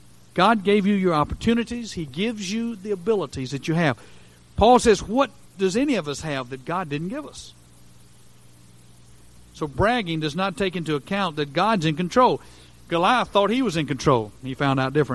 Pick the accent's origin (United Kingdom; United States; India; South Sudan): United States; as an American